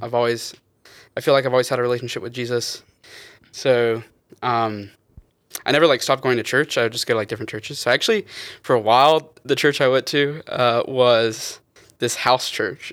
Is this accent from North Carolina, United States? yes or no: yes; Wilson, North Carolina, United States; I'm from little old Wilson, North Carolina